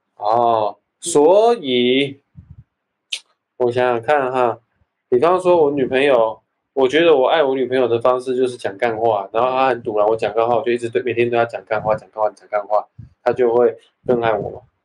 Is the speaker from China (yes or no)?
no; Taiwan; 我是台湾长大的，所以说我就有一种台湾人特有的那种feel，那种嗯，调调